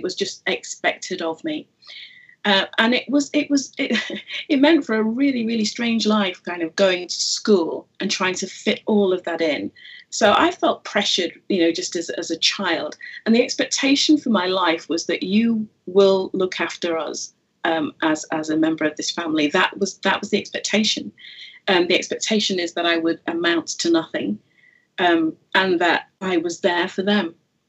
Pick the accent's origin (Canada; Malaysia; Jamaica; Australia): Jamaica; born there; I am Jamaican by birth, as were my parents.